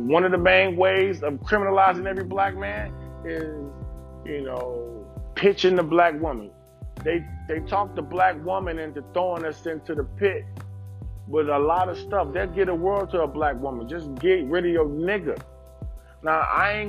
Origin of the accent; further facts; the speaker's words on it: Detroit, Michigan, United States; I grew up in Detroit.